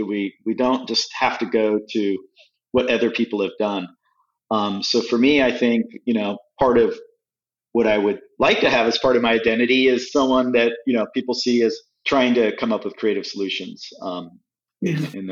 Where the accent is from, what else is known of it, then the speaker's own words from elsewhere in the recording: California, United States; moved away as an adult; also born or lived in Midwest / Europe; now in New Orleans, United States; I'm in the Midwest, I'm this kid from California